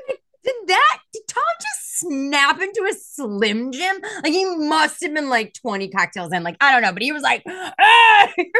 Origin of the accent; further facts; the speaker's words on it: Boston, Massachusetts, United States; I'm from Boston.